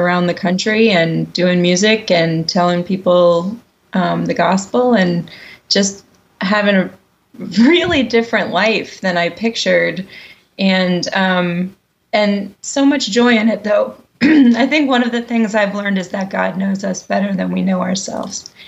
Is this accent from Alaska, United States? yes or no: no; Columbus, Ohio, United States; also born or lived in New York; When I moved back to my hometown, which is Columbus, Ohio, it was to teach opera at a university here